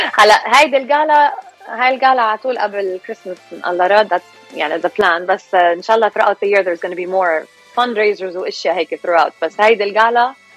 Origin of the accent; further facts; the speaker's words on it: California, United States; also born or lived in Lebanon; أنا اكشلي خلقانة وربيانة هون سو so, خلقانة بكاليفورنيا وربيانة هون